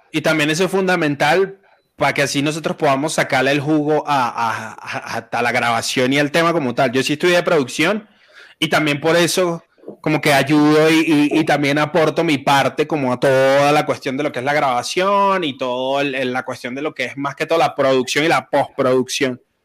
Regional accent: Venezuela; now in Medellín, Colombia; Yo soy venezolano

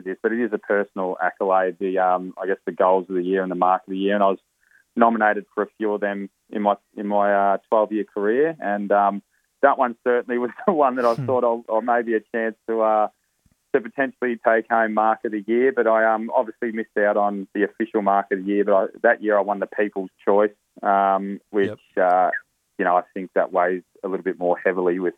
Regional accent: Echuca, Victoria, Australia; also born or lived in Moama, New South Wales; I'm from Echukamoama

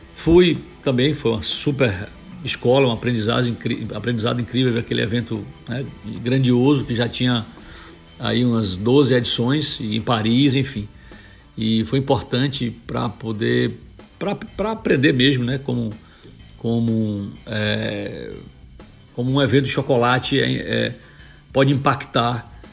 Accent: Guanambi, Bahia, Brazil; moved away as an adult; also born or lived in Ilhéus, Bahia; Eu sou de Guanambi do Sertão, da Bahia

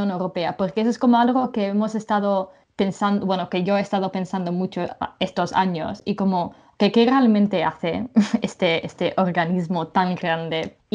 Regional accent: England, United Kingdom; now in Brussels, Belgium; mi madre es inglesa y he vivido la mayoría de mi vida en Inglaterra. Y culturalmente soy bastante inglesa, creo.

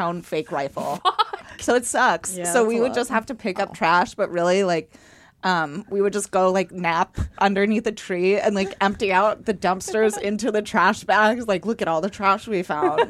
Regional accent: Las Cruces, New Mexico, United States; moved away as an adult; also born or lived in Dallas, Texas; I was born in Dallas, but raised in southern New Mexico

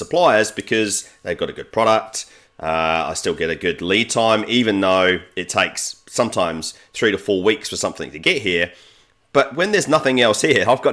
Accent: New Zealand; I'm from New Zealand

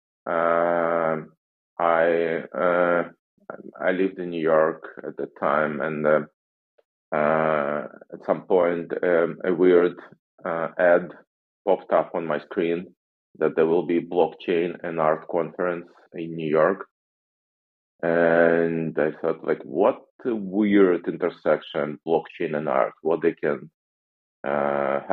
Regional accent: Russia; moved away as an adult; now in United States; I'm originally from Russia

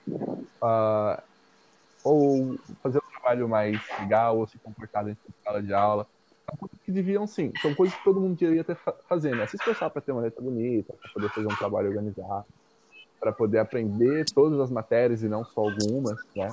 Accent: Minas Gerais, Brazil; moved away; de onde eu venho, numa cidade do interior lá de Minas Gerais

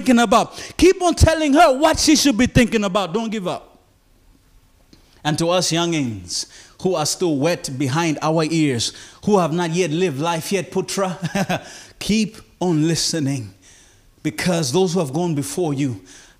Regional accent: Malawi; moved away as an adult; also born or lived in Philippines; I landed at Lilongwe International Airport in my homeland

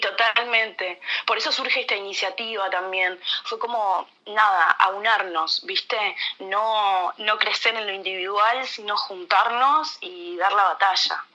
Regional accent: Uruguay

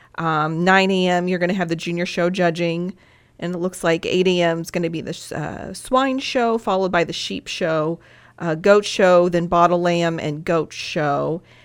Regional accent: Henderson County, Illinois, United States; I grew up in Henderson County, married a farmer

